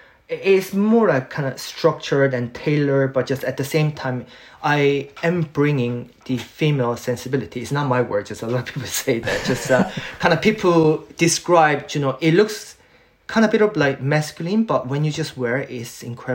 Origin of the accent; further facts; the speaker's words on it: Seoul, South Korea; born there; English is a second language; I was born in Korea, Seoul.